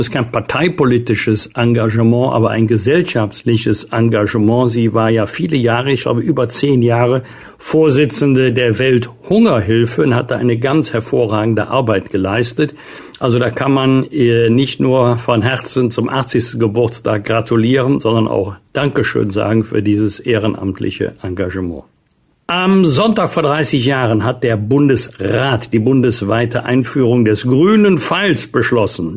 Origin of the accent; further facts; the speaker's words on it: Germany; bei uns in Deutschland